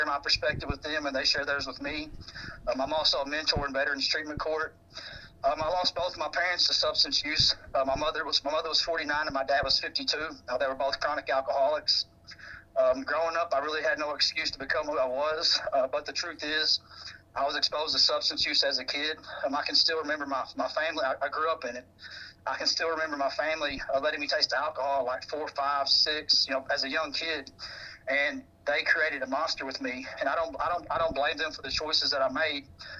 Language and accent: English; East Prairie, Missouri, United States; now in Jacksonville, United States; I'm originally from East Prairie, but now I live in Jacksonville, North Carolina, by Camp Lejeune.